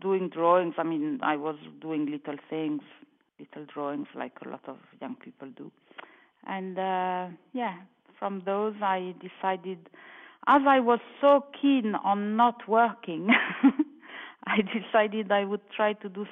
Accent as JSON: {"language": "English", "country": "France", "tie": "born or raised there", "moved": "as an adult", "lives_now": "Milan, Italy", "said": "I was born in France. And I have lived in Italy, in Milan, to be precise, since 1979"}